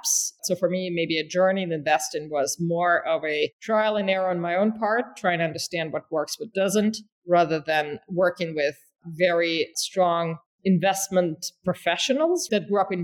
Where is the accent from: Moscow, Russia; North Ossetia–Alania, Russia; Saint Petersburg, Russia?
North Ossetia–Alania, Russia; moved away as an adult; also born or lived in New York; I grew up in Russia